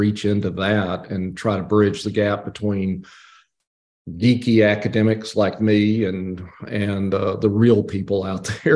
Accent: Abilene, Texas, United States; now in Georgia, United States; I'm from Abilene, Texas. Grew up outside of the city, actually, in a little bitty place called Elmdale, right off of I-20

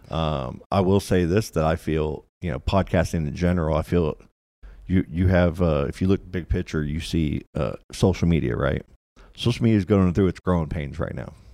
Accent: Louisville, Kentucky, United States; moved away; also born or lived in Florida; I grew up in Kentucky. I was born here, grew up in Louisville, Kentucky

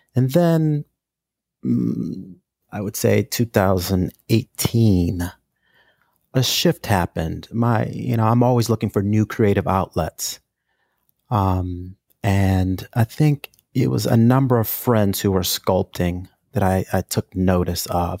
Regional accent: St. Louis, Missouri, United States; moved away as an adult; now in New York City, United States; I'm originally from St. Louis, Missouri. I moved to New York City in 1995 to attend the School of Visual Arts

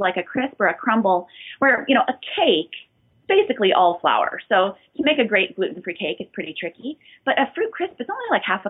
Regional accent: outside Chicago, Illinois, United States; also born or lived in South Haven, Michigan; I grew up outside Chicago in this area

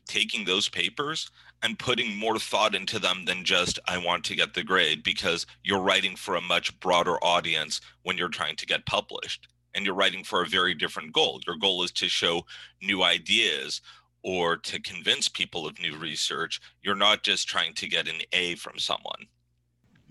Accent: Northern California, United States; moved away as an adult; also born or lived in New England; I grew up in Northern California

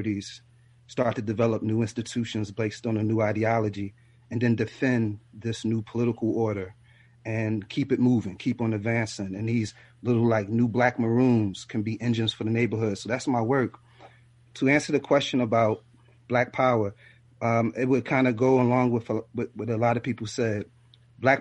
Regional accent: Philadelphia, Pennsylvania, United States; also born or lived in the South; I'm from the South, but I grew up in North Philadelphia

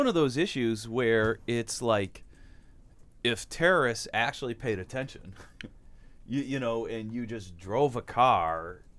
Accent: Ohio, United States; I grew up in the area where the outage happened. It's Ohio Edison, a power company, terrible company that did my hometown power supply.

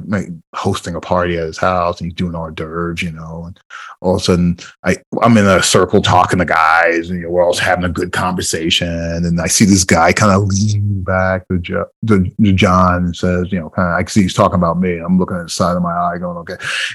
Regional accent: Iowa, United States; also born or lived in Jersey City; I always said I was born and raised in Jersey City, but I truly grew up in Iowa.

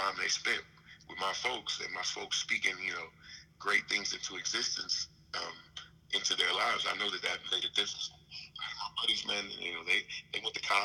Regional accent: Jasper, Texas, United States; moved away as an adult; I grew up in Jasper, Texas

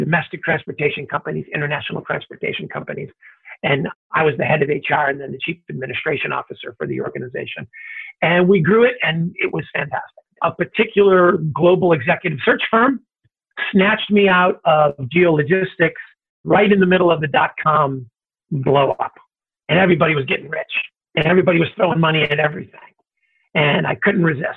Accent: Cleveland, Ohio, United States; moved away; Grew up in the Midwest, grew up in Ohio, the son of immigrant parents.

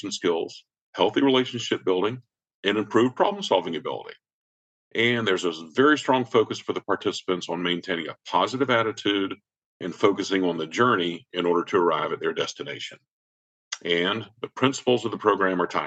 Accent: Savannah, Georgia, United States; moved away as an adult; now in Atlanta, United States; I grew up in Savannah, the youngest of four from a middle-class family

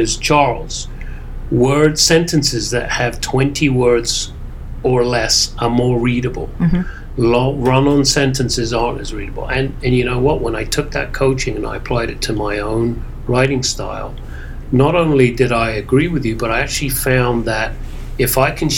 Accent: England, United Kingdom; now in New York, United States; growing up in England

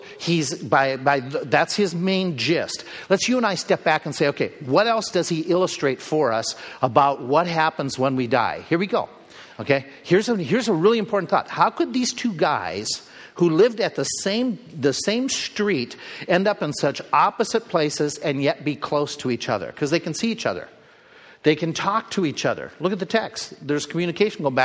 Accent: United States; we Americans

